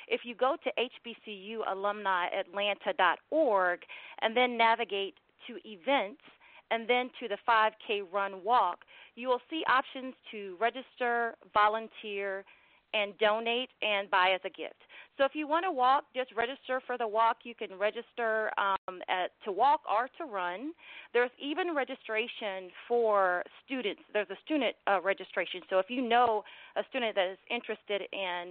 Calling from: Stone Mountain, Georgia, United States; I'm calling from Stone Mountain, Georgia

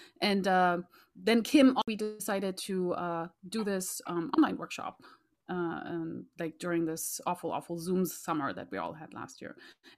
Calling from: Raleigh, North Carolina, United States; I am zooming in from Raleigh, North Carolina

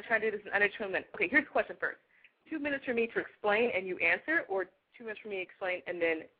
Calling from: Nacogdoches, Texas, United States; Well, my number's from Austin area, but I'm actually, like, Nacogdoches, East Texas, like, pine trees.

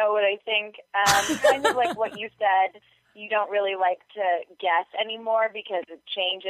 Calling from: San Fernando Valley, California, United States; I'm calling from the San Fernando Valley.

